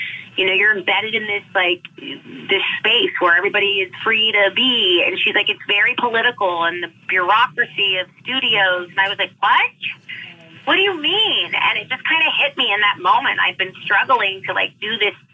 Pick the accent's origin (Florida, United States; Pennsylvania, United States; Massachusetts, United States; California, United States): California, United States; Los Angeles; I am born and raised in California, Southern California, specifically Los Angeles